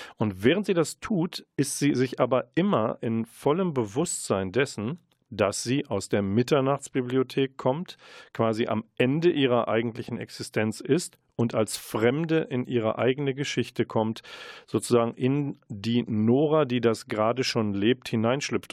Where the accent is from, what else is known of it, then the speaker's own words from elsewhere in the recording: Münster, North Rhine-Westphalia, Germany; als Münsteraner